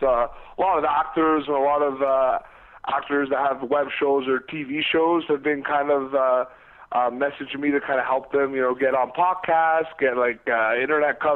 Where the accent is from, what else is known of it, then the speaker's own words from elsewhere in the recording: Canada; also born or lived in Ottawa; now in United States; I'm from Canada